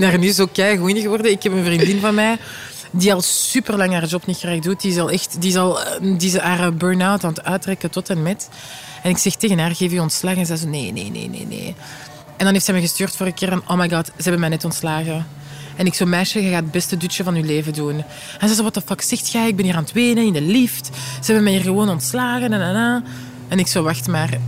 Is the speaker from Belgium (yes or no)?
yes; Vilvoorde, Flanders, Belgium; ik ben van Vilvoorde